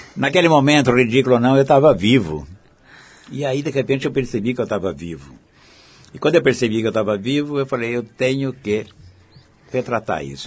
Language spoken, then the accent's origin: Portuguese; Araraquara, São Paulo, Brazil; moved away; a Araraquara, onde eu nasci